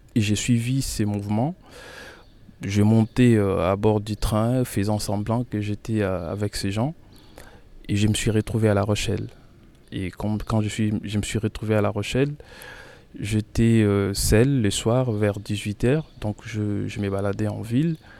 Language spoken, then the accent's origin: French; Kinshasa, DR Congo; moved away as an adult; now in Poitiers, France; je suis né à Kinshasa